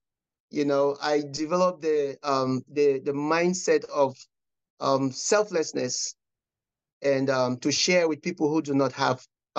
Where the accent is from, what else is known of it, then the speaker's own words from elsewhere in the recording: Cameroon; Oh, I grew up in Cameroon.